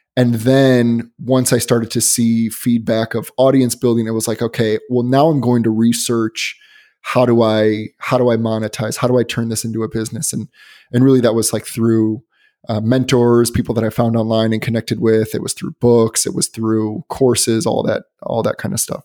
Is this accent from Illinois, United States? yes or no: yes; Chicago, Illinois, United States; moved away; also born or lived in Boston; I'm originally from Chicago, but I lived in Boston for about four years